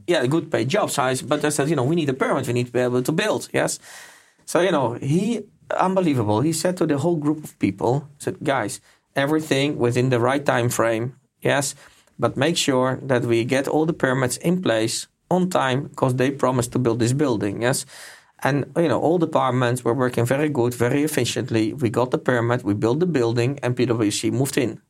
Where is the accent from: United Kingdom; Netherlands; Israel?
Netherlands; moved away; I'm from Holland as well